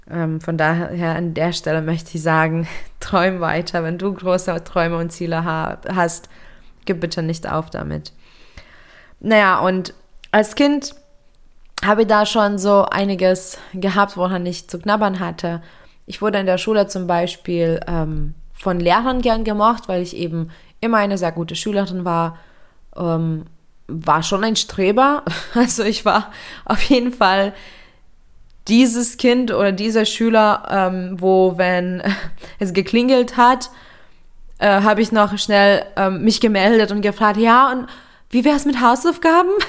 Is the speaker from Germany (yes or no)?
no; Lithuania; ich bin ähm, in Litauen geboren und aufgewachsen in äh, einer recht strengen und konservativen Familie.